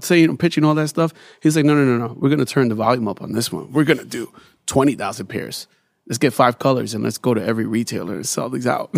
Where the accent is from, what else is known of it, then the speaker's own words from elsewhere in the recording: New York City, New York, United States; growing up in Bed Stuy